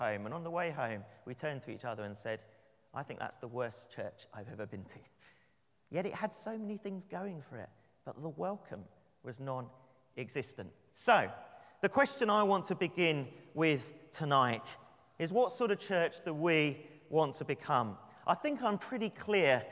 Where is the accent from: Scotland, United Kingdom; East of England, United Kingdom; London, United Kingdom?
London, United Kingdom; I'd say, "London.